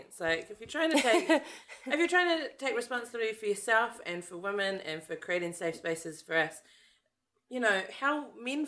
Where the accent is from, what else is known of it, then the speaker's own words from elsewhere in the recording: New Zealand; a Kiwi woman